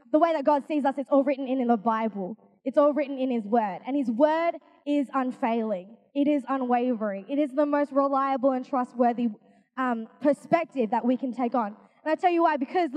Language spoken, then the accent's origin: English; Australia; I'm Asian. I'm from Australia though.